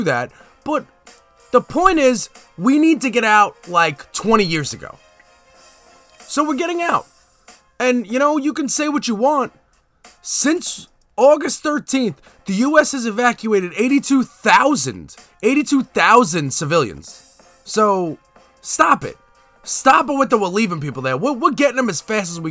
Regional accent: United States; speaking as an American who's been living in America

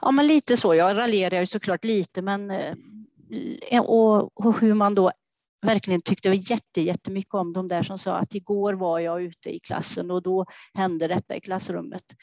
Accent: Trollhättan, Västra Götaland, Sweden; Ja, till och med här eh, i Västra Tune, men jag har flyttat längst ifrån eh, mamma och pappa, eh, så en och en halv kilometer.

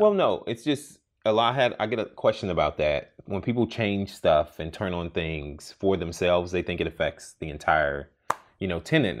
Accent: Houston, Texas, United States; moved away; I grew up in Houston

